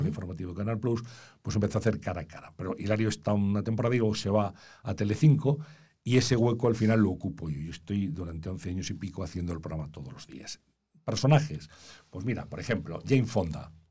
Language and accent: Spanish; Valladolid, Castile and León, Spain; moved away as an adult; also born or lived in Madrid; yo nací en Valladolid